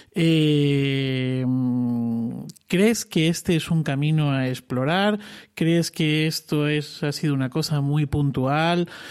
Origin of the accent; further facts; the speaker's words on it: Cáceres, Extremadura, Spain; now in Alcalá de Henares, Spain; un lugar bien bonito de mi tierra también de nacimiento, que es Extremadura y Cáceres